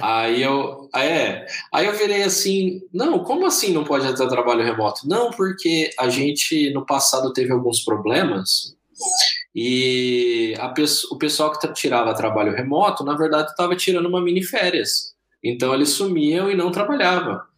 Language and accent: Portuguese; Bilac, São Paulo, Brazil; accent: R puxado; moved away; eu venho de uma cidade lá do interior de São Paulo, eu tenho esse R puxado, né? É, de uma cidade chamada Bilac